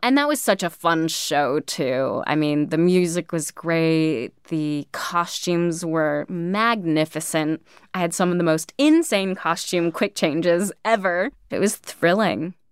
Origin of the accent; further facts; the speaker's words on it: California, United States; also born or lived in New York; me from California, thinking of myself as like just your classic California girl, which I am